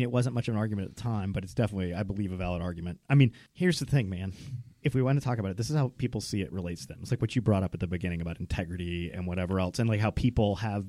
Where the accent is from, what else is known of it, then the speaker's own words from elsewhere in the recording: the Bible Belt, United States; I grew up in the Bible Belt in the 90s